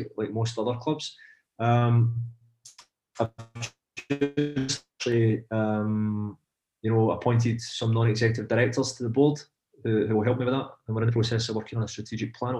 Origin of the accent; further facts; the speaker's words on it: Glasgow, Scotland, United Kingdom; moved away as an adult; now in Paris, France; I'm from Pollock, from Glasgow, I live in Paris